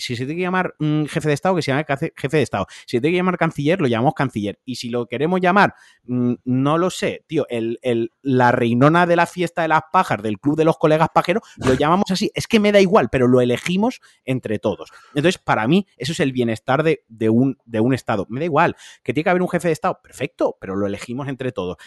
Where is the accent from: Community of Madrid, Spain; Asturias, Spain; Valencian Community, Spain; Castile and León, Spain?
Valencian Community, Spain; como valenciano